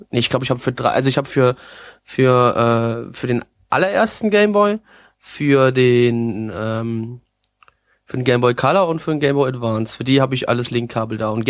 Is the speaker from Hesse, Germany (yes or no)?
yes; Dieburg, Hesse, Germany; bei uns da ist so in Südhätten so eine kleine Fasnachtshochburg bei uns im Odenwald, beziehungsweise Ausläufer des Odenwalds in Dieburg. Und äh, da ist so, äh, wenn du klein bist, ist Kinderfasnacht ist geil